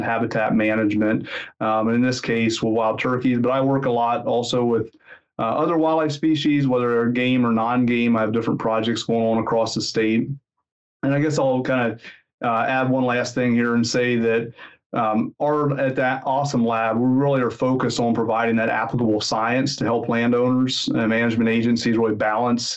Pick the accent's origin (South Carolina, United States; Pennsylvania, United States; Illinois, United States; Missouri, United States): Pennsylvania, United States; moved away as an adult; also born or lived in Mississippi / Georgia; now in Lincoln, United States; I grew up in Pennsylvania